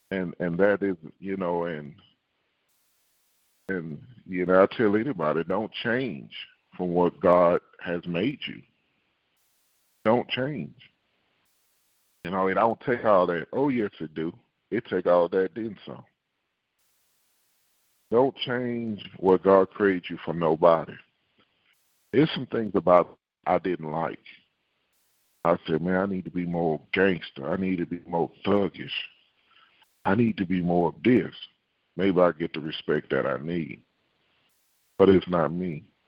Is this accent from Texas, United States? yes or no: yes; Houston, Texas, United States; It's just like, I'm saying I'm a Houstonian, which I'm from Houston, but I act like someone from Alabama. Now, you ain't from Houston. But I am a Houstonian. I'm Texas born.